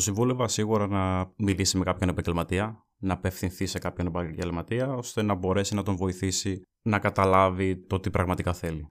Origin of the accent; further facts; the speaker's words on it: Evropos, Central Macedonia, Greece; also born or lived in Kilkis; Μένω στο Κυλική από το 11 και η καταγωγή μου είναι από τον Εύρωπο Κυλική